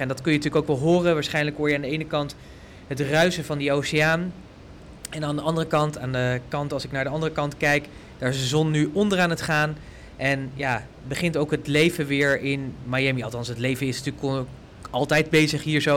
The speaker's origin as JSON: {"language": "Dutch", "country": "Netherlands", "said": "wij als Nederlanders"}